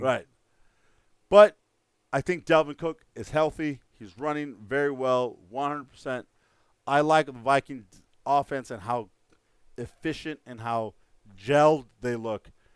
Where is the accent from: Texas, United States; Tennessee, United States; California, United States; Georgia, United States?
Texas, United States; El Paso; moved away; my hometown of El Paso, Texas